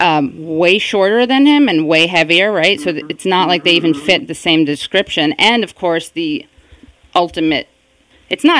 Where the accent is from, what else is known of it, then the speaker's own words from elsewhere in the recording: New York City, New York, United States; I am from the Upper West Side. Although, when I was growing up there